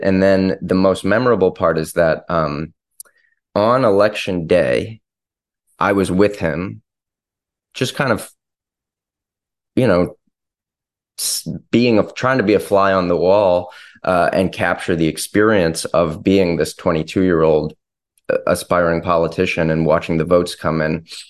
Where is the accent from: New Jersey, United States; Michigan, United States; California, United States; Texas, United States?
Michigan, United States; Ann Arbor; I was from Ann Arbor